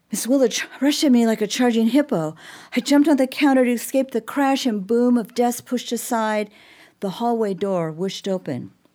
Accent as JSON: {"language": "English", "town": "Olympia", "region": "Washington", "country": "United States", "tie": "born or raised there", "also_born_or_lived": "Texas"}